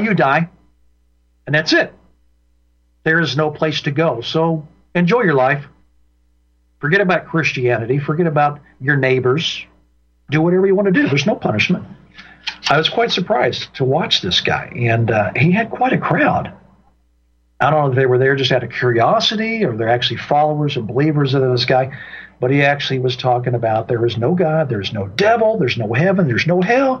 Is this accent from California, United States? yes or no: no; Indiana, United States; moved away; my home state of Indiana